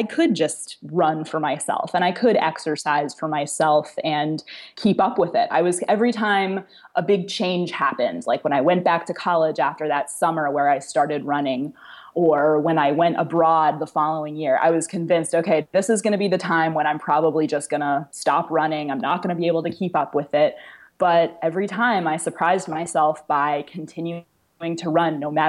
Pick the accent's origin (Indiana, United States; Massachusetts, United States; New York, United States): Massachusetts, United States; Boston; now in Florida, United States; I am moving to Boston, which is where I'm from originally.